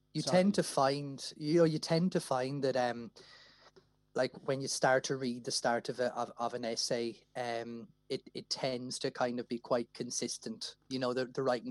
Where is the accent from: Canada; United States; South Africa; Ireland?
Ireland; Wexford, Leinster; moved away; I'm originally from Wexford